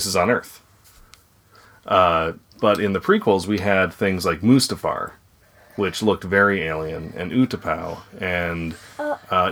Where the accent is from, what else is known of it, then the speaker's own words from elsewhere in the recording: Minnesota, United States; I am from Minnesota, though. I am really from Minnesota.